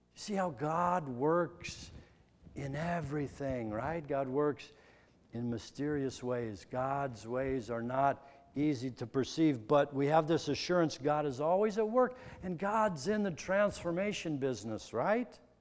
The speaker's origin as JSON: {"language": "English", "region": "Midwest", "country": "United States", "tie": "born or raised there", "said": "I'm a kid from the Midwest."}